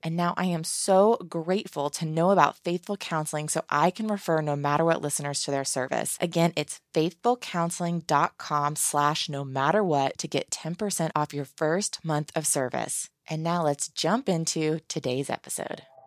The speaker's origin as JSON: {"language": "English", "region": "Virginia", "country": "United States", "said": "I'm from Virginia"}